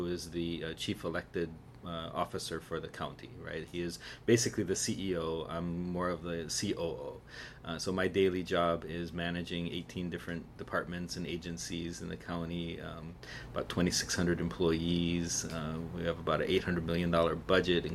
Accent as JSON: {"language": "English", "area": "Maui", "region": "Hawaii", "country": "United States", "tie": "born or raised there", "also_born_or_lived": "Kula, Maui", "said": "I was born on Maui in a place called Kanayo"}